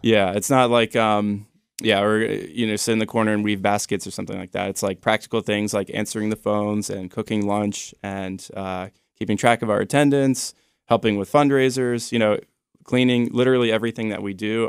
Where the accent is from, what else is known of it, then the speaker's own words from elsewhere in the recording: Annapolis, Maryland, United States; also born or lived in Baltimore; I grew up in the Annapolis area